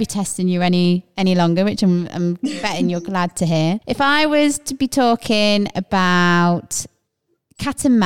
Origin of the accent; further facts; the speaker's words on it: Leicester, East Midlands, United Kingdom; I'm not from London. I'm from Leicester, which is the Midlands